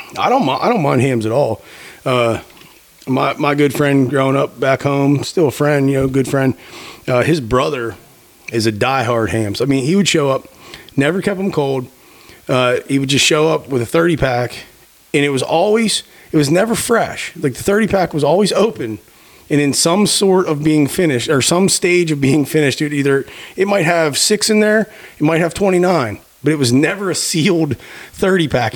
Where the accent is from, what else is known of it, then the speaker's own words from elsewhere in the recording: Pennsylvania, United States; moved away; I grew up in Pennsylvania